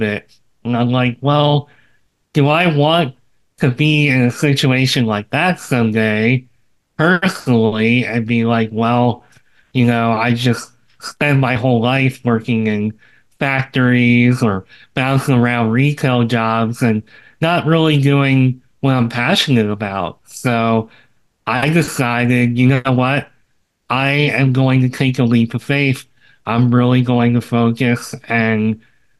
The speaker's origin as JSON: {"language": "English", "area": "Taylor Swift's hometown", "region": "Pennsylvania", "country": "United States", "tie": "born or raised there", "moved": "as an adult", "lives_now": "Florida, United States", "said": "she's from my hometown"}